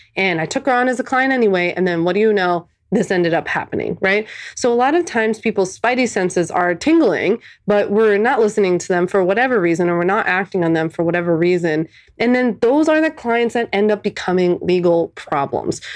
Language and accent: English; Philadelphia, Pennsylvania, United States; moved away as an adult; I'm a Philly born and raised girl, never left